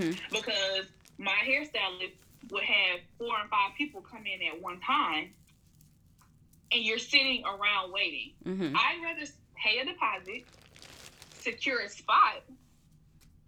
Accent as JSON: {"language": "English", "town": "Atlanta", "region": "Georgia", "country": "United States", "tie": "born or raised there", "said": "Born and raised in Atlanta, Georgia"}